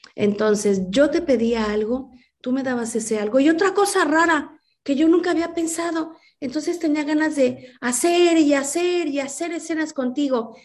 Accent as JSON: {"language": "Spanish", "country": "Mexico", "tie": "born or raised there", "said": "soy una mexicana que desde niña, como muchos mexicanos, pues crecimos con las películas blanco y negro"}